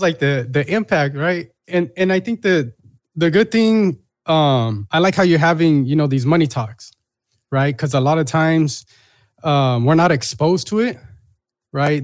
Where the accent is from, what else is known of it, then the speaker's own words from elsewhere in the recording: Long Beach, California, United States; I'm a kid from Long Beach.